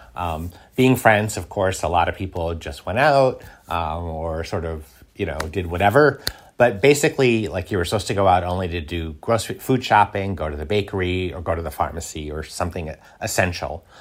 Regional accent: United States; now in Paris, France; I'm an American

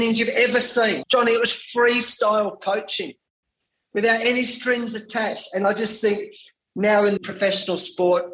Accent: Perth, Western Australia, Australia; I had to come back to Perth, where I live, my hometown in WA here

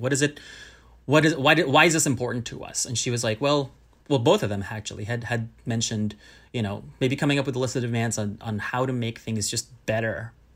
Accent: Southern California, United States; born or raised there; also born or lived in Manila, Philippines / Berkeley, California; now in New York City, United States

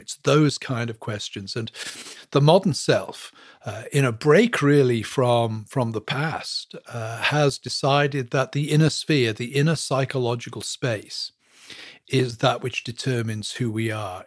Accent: England, United Kingdom; moved away as an adult; also born or lived in Western Pennsylvania; now in Pennsylvania, United States; I was born and brought up in England, moved here in two thousand one to teach at a seminary

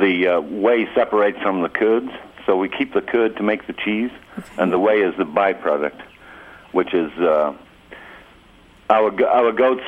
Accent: England, United Kingdom; I'm from England originally, and I worked with cattle all over the world.

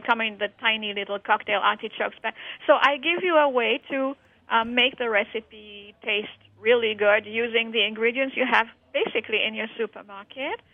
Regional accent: Morocco; moved away; my life in Morocco, growing up in Morocco

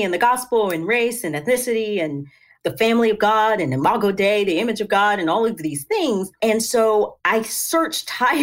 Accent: Tennessee, United States; So I am from Tennessee. That's where I live.

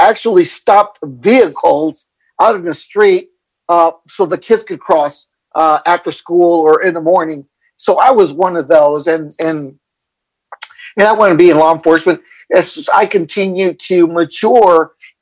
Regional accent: El Paso, Texas, United States; moved away as an adult; I'm originally from El Paso, Texas. Mm-hmm. I grew up in El Paso, Texas, graduated from high school, then joined the Marine Corps

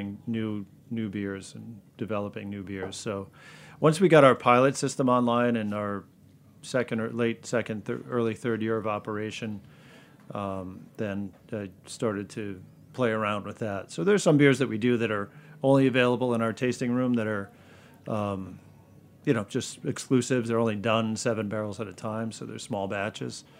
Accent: Connecticut, United States; I'm born and raised in Connecticut, live there now.

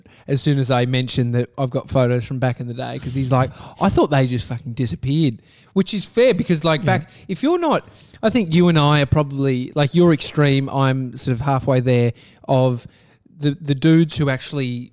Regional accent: Melbourne, Victoria, Australia; also born or lived in Brighton, Victoria; We grew up in Gardenvale.

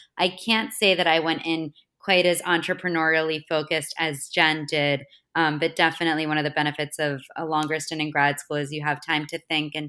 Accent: Florida, United States; also born or lived in Boston, United States; Yeah, so I grew up in Florida and in Boston.

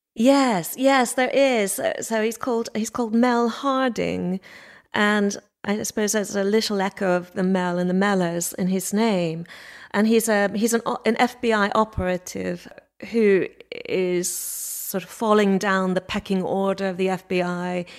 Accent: Montreal, Quebec, Canada; moved away as an adult; now in England, United Kingdom; I was born in Montreal

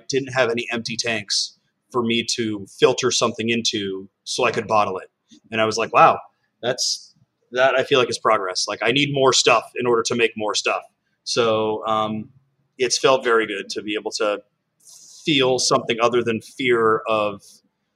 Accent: California, United States; now in New York City, United States; I'm from California

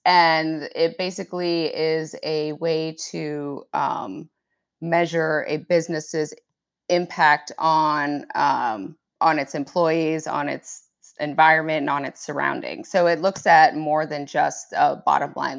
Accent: Arlington, Virginia, United States; I grew up in Arlington, Virginia, um, which is right across the river from Washington, D C

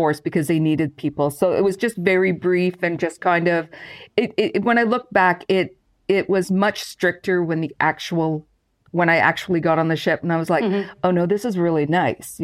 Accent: Brockville, Ontario, Canada; I lived, I'm from Brockville, Ontario, and lived not far from the St. Lawrence River and watched these ships go

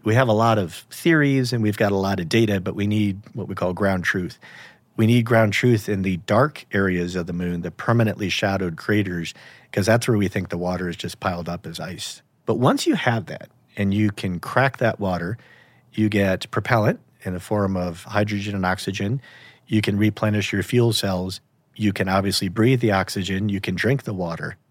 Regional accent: United States; I grew up in America

